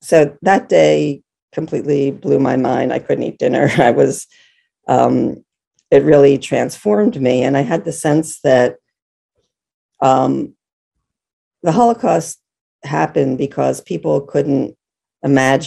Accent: Philadelphia, Pennsylvania, United States; I'm from Philadelphia

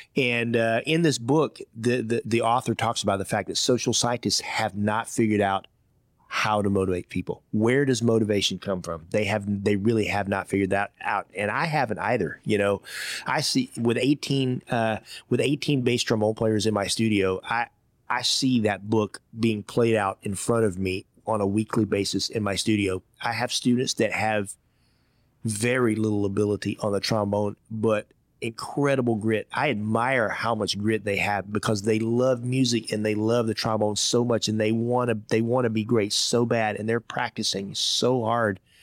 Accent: Georgia, United States; moved away as an adult; also born or lived in Iowa / Hong Kong / Indiana; My first job as a fifteen-year-old kid growing up in Georgia, I worked in a Chinese restaurant.

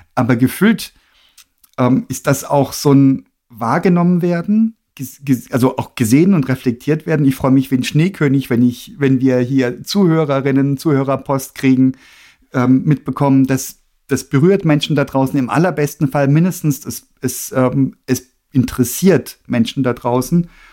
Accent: Freiburg im Breisgau, Baden-Württemberg, Germany; Ich bin in der Nähe aufgewachsen, ne, also in Freiburg im Breisgau

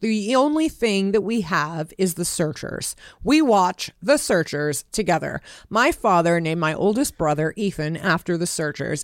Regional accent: Los Angeles, California, United States; moved away as an adult; also born or lived in Nevada; I grew up in Hollywood

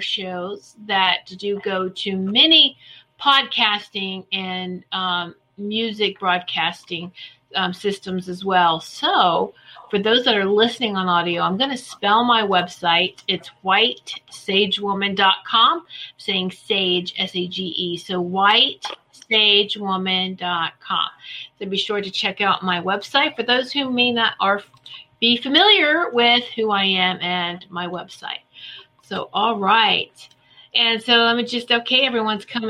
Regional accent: Virginia, United States; Roanoke, Virginia. Woohoo, my home state.

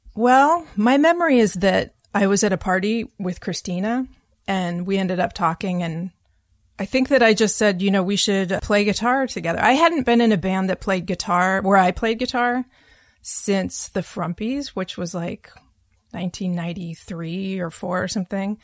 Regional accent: Vancouver, Washington, United States; moved away as an adult; now in New York, United States; growing up as a kid until high school, the end of high school, I was in Vancouver, Washington, which is not Vancouver, Canada.

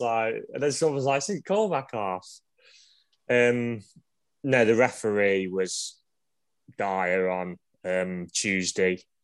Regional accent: Ilkeston, East Midlands, United Kingdom; I come from Ilkeston

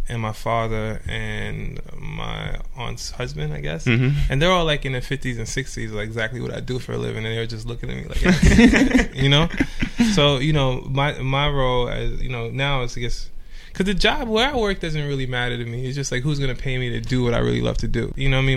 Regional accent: New York City, New York, United States; also born or lived in Trinidad / Bronx; now in Los Angeles, United States; I'm originally from Trinidad. And I was came to Brooklyn when I was 5

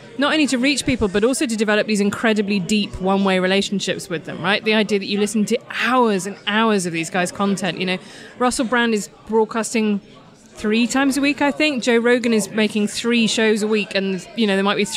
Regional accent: Midlands, United Kingdom; I'm not even really northern, I'm from the Midlands

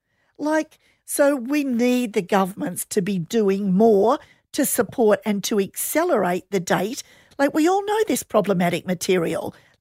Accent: Australia; it's so sad for me as an Aussie to go over to New Zealand and see the Kiwis are so ahead of the game.

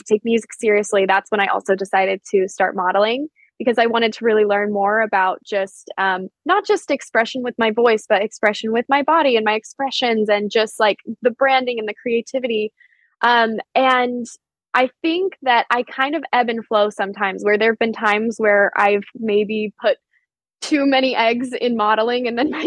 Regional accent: Denver, Colorado, United States; it's just outside of Denver, which is my hometown where I mainly grew up

